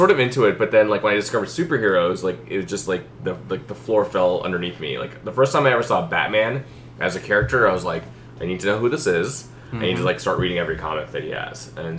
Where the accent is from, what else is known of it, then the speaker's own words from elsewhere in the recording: Mumbai, Maharashtra, India; moved away; So when I was a kid, I grew up in India, in Bombay